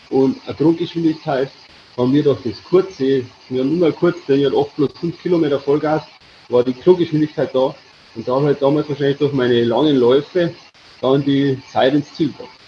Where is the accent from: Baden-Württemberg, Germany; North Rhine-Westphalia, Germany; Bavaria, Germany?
Bavaria, Germany; Ingolstadt; bei bin gebürtig Ingolstädter, das ist meine Heimat.